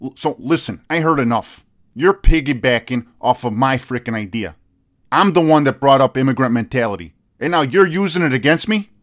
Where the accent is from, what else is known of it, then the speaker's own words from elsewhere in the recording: United States; I was born here